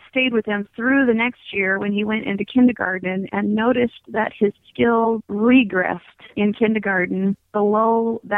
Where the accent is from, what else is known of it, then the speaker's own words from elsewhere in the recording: Virginia Beach, Virginia, United States; also born or lived in North Carolina / Georgia / Kentucky; I was born in North Carolina, moved with my family to Georgia and then Kentucky and then Virginia as a teenager. I did high school in Virginia Beach.